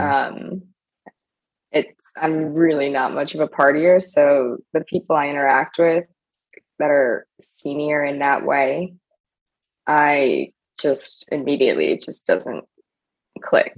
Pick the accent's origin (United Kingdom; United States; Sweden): United States; New York City, New York; I grew up in New York City and I went to private school